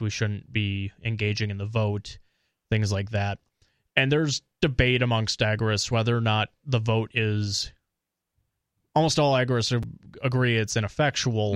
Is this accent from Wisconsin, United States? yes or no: yes; Eau Claire, Wisconsin, United States; also born or lived in Minnesota; now in New Hampshire, United States; I'm from Eau Claire